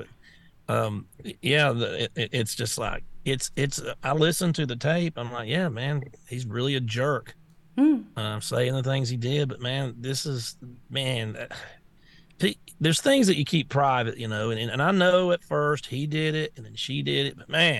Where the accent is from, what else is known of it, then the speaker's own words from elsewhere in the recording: the South, United States; I'm from the South, man.